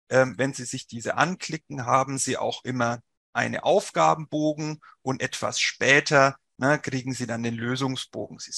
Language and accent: German; Bavaria, Germany; accent: Franconian; Sie werden es vielleicht hören, ich komme nicht aus Nordrhein-Westfalen, sondern aus dem wunderschönen Frankenland. Deswegen rollt mein R auch ein bisschen.